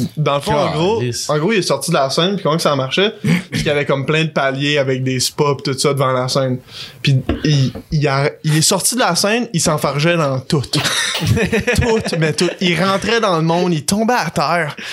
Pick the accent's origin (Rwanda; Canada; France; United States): Canada; Les deux, on vient du Canada.